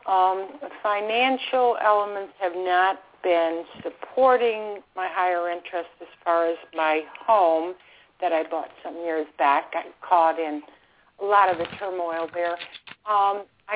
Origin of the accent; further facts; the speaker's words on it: Buffalo, New York, United States; now in Florida, United States; I'm calling from Florida, former upstate New York person myself